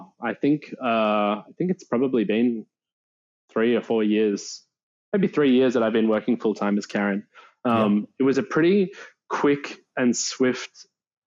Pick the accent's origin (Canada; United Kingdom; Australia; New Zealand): Australia; Melbourne, Victoria; I grew up in Melbourne. I grew up in the southeastern suburbs, around like the Hallam, Narre Warren area